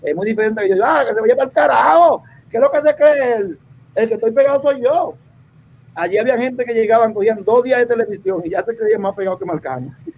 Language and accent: Spanish; Puerto Rico; also born or lived in Dominican Republic; yo me crié en Puerto Rico. Yo vine a Puerto Rico un niño